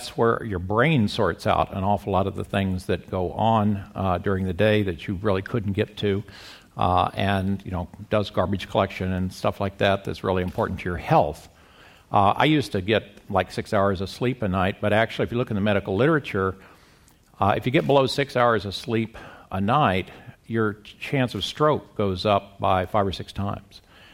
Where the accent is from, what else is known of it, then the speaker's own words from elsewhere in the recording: Midwest, United States; now in La Jolla, United States; Well, I got started in this when I came to La Jolla from the Midwest in 2000